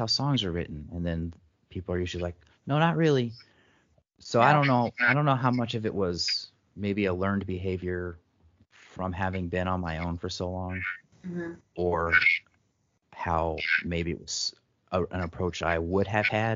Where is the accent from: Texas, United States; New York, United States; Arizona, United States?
Texas, United States; Texas countryside, United States; also born or lived in Dallas, Texas; I'm originally from Dallas, mm-hmm. and right after kindergarten, we moved out into the country, and that was where I grew up.